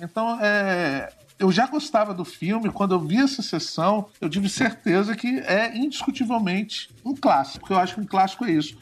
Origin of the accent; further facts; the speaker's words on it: Guarapari, Espírito Santo, Brazil; sou do Espírito Santo, sou de uma cidade chamada Guarapari e cresci numa aldeia de pescadores.